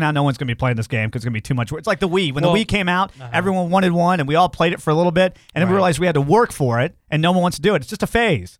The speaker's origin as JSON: {"language": "English", "country": "United States", "said": "I'm an American."}